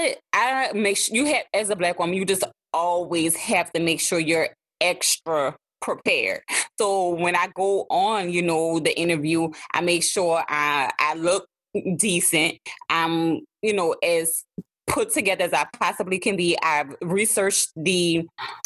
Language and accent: English; New Orleans, Louisiana, United States; accent: New Orleans; my New Orleans accent is thick